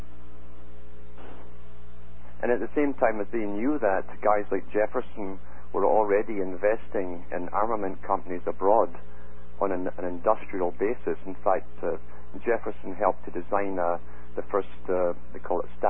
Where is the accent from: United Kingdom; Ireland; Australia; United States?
United Kingdom; growing up in Britain